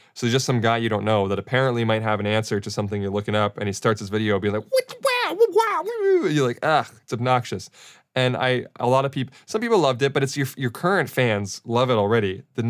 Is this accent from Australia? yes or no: yes; Australia; accent: Australian; I think it was another Australian thing because they liked my Australian accent.